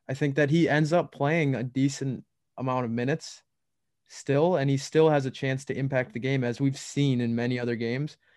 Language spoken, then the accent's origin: English; Minnesota, United States; we're from that Minnesota area